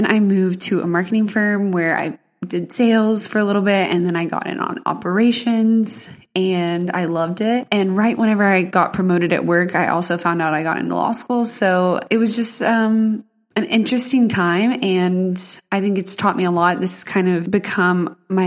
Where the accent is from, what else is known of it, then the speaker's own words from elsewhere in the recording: East Texas, United States; moved away as an adult; also born or lived in Lubbock, Texas / Dallas, Texas; now in Oklahoma, United States; I grew up in East Texas, went to school there my whole life from kindergarten to high school